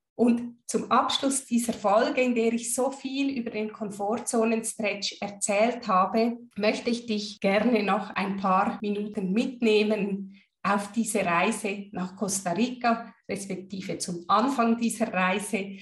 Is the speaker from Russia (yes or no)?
no; Switzerland; Als Schweizerin